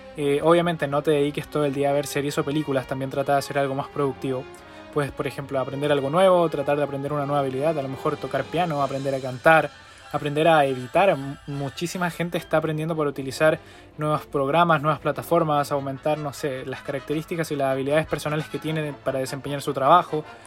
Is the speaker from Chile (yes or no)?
yes; Chile; en mi país, Chile